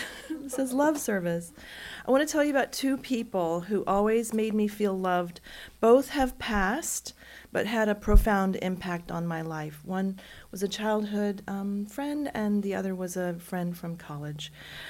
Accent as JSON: {"language": "English", "town": "Corpus Christi", "region": "Texas", "country": "United States", "tie": "born or raised there", "said": "my hometown of Corpus Christi, Texas."}